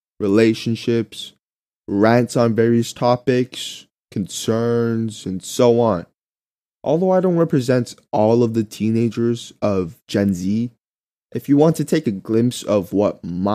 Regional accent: South Korea; now in Vietnam; I am a sophomore living in Vietnam, a country that's a couple thousand miles away from my home country, Korea.

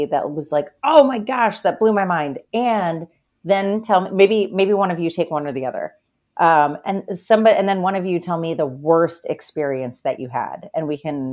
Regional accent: Pennsylvania, United States; I'm from Pennsylvania

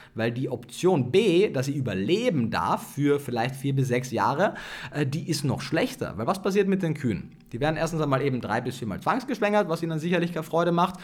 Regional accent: Austria; Ich komme aus Österreich

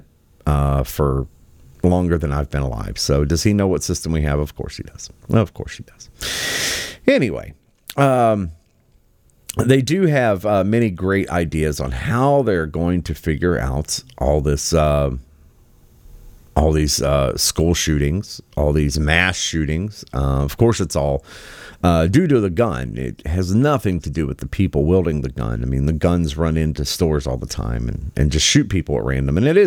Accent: West Virginia, United States; moved away; my home state, original home state of West Virginia

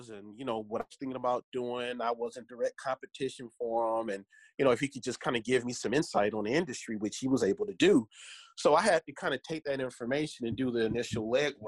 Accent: Detroit, Michigan, United States; now in Grand Rapids, United States; I was born and raised in Detroit

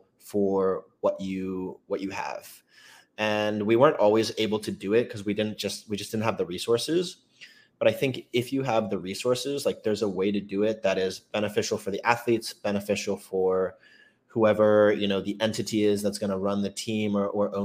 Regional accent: Maryland, United States; moved away as an adult; also born or lived in Boston, Massachusetts; I'm from Maryland

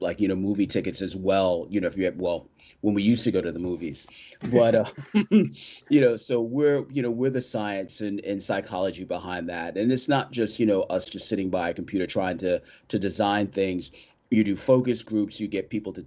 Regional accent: New York, United States; I am a New Yorker born and raised

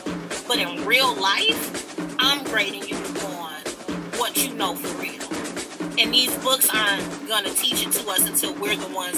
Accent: Chicago, Illinois, United States; I'm from Chicago. I call myself a Southsider, but I was born out west. So I've lived on the west side of Chicago. I've lived in Algale Gardens, which was part of Chicago public housing. And I now currently reside on the south side of Chicago.

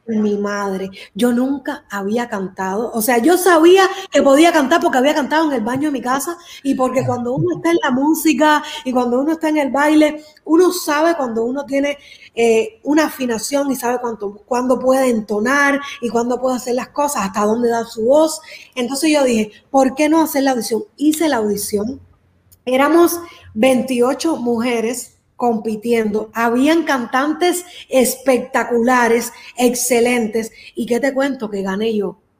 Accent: Miami, Florida, United States; also born or lived in Cuba; Yo nací en Cuba y crecí aquí en Miami.

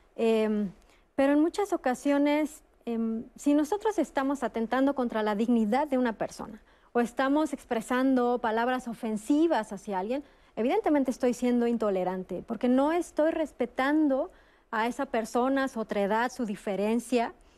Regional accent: Mexico; Los mexicanos somos famosos en el mundo

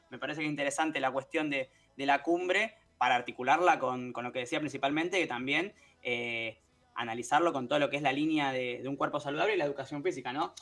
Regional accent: Argentina; como pueblo argentino

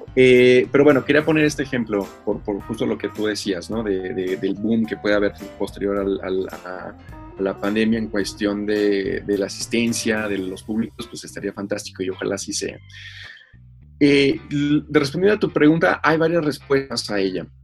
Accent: Mexico; nosotros como mexicanos

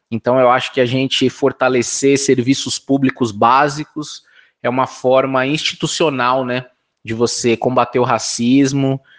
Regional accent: São Paulo, Brazil; eu tenho 40 anos de idade, sou nascido e criado aqui na Zona Norte de São Paulo

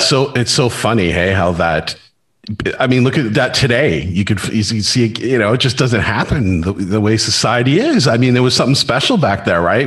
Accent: Surrey, British Columbia, Canada; I was from Cloverdale.

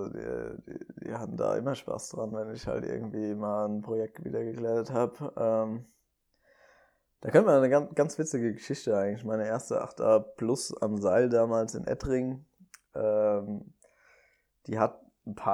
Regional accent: Limburg, Hesse, Germany; Also ich komme ja ursprünglich aus Limburg.

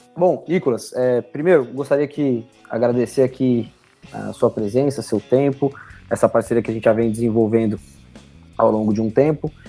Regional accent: São José dos Campos, São Paulo, Brazil; moved away; also born or lived in Jacareí; eu sou de São José dos Campos, né? na verdade eu nasci em Jacareí, é, cresci em São José, fui para São Paulo

